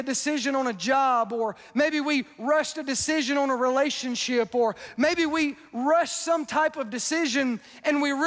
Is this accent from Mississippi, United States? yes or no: yes; Wiggins, Mississippi, United States; I'm from Wiggins, Mississippi.